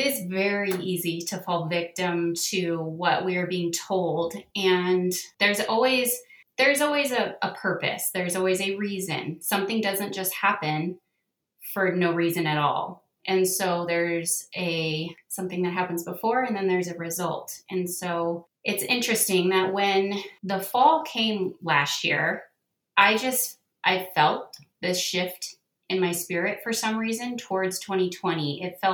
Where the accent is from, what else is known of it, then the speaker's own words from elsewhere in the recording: Southern California, United States; moved away as an adult; also born or lived in northern Utah; now in Utah, United States; I grew up in Southern California